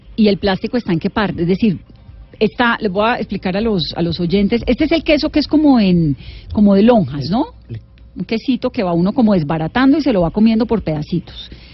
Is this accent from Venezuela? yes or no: no; Valle del Cauca, Colombia; yo sí soy vallecaucana y yo crecí comiendo majar blanco y crecí además haciendo majar blanco en, en, el Valle del Cauca